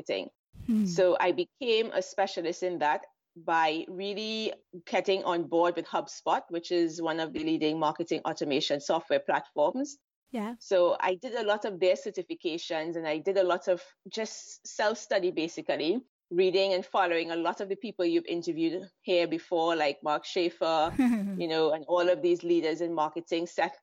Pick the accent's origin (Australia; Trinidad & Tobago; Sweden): Trinidad & Tobago; moved away as an adult; also born or lived in London; now in Israel; I'm originally from Trinidad and Tobago, which is in the Caribbean, but I moved to Israel 12 years ago